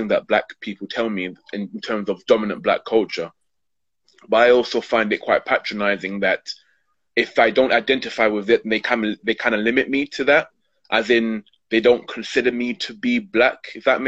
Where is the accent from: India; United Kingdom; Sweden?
United Kingdom; London; I'm born and born and brought up in Hackney